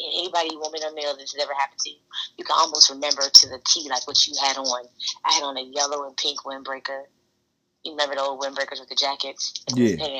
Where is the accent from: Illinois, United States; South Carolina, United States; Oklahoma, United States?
South Carolina, United States; also born or lived in Maryland; We're from South Carolina. We're from Maryland. You know, strong military background, strong Southern background.